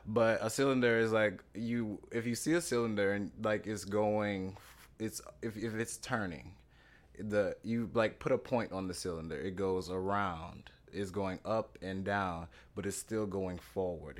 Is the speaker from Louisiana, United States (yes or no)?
yes; Louisiana, United States; moved away as an adult; now in New York City, United States; I'm from Louisiana originally